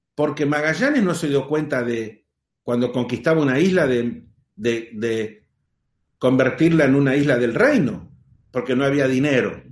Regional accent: Argentina; En realidad soy argentino

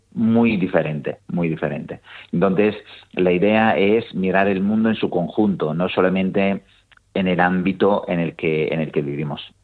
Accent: Italy; moved away; yo soy italiano

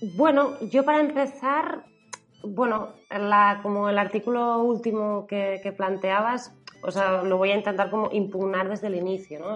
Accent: Lleida, Catalonia, Spain; yo soy catalana de, de Leida

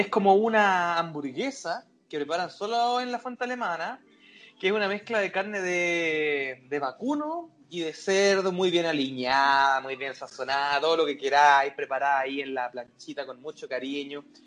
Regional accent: Chile

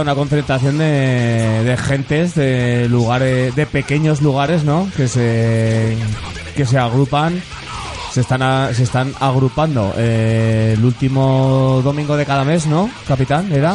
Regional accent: Tarazona, Aragon, Spain; de mi pueblo, de un pueblito del Moncayo

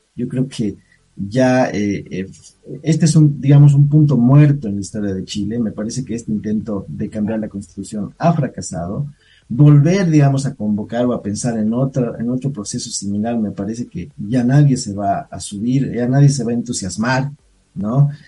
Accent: Bolivia; yo sí pienso como boliviano

